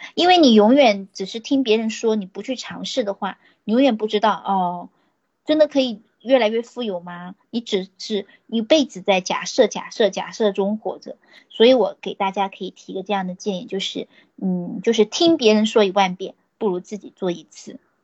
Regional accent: Nanchang, Jiangxi, China; 我来自江西的南昌

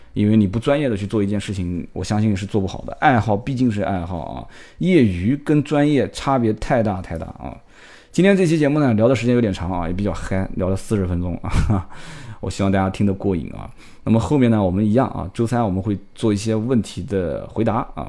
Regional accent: Nanjing, Jiangsu, China; 我们南京话讲就把你当凯子啊

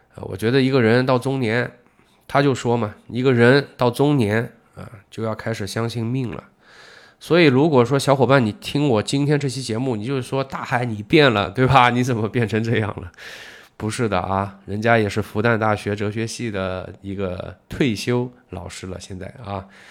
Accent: China; 我们中国人

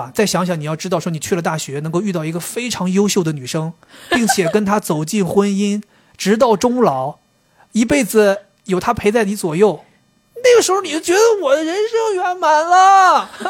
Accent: Beijing, China; 我我们说我是北京的。哦哦哦，北方是北方，北京是北京啊。

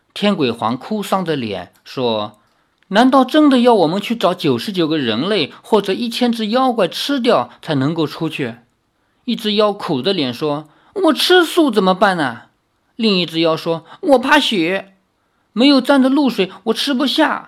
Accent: Changzhou, Jiangsu, China; 我从小就生活在齐梁故里

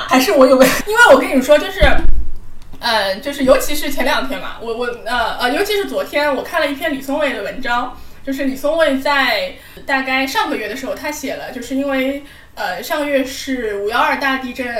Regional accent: Hong Kong; now in Shanghai, China; 我们如果我们香港人早就已经走上街头

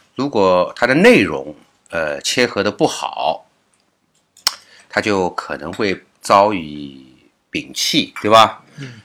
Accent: China; 我们大陆人

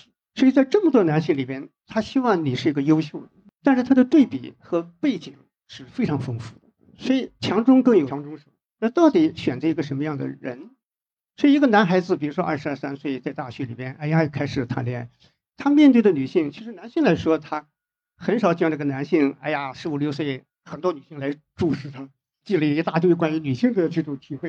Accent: China; 所以我觉得现在啊，就是我们中国人现在还好，现在普遍的还能走到一起

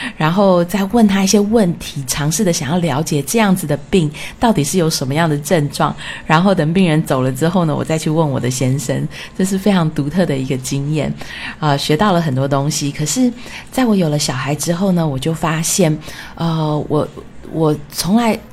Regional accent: Taiwan; moved away as an adult; also born or lived in France / United States; 我是从小在台湾长大的小孩

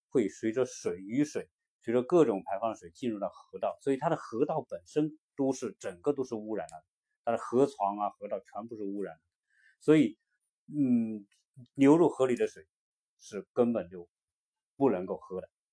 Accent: China; now in United States; 我们作为中国人

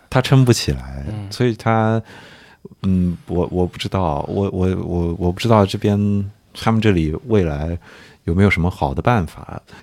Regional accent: Nanjing, Jiangsu, China; 我是南京人

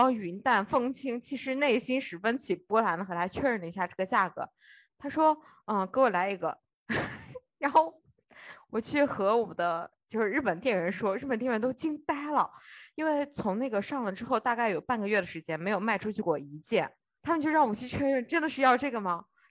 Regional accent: China; also born or lived in Osaka, Japan; now in Japan; 帮我们中国人省一点钱。

